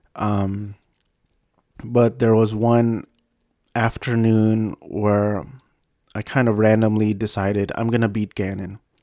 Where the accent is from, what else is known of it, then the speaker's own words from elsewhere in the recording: United States; I was born and raised in the States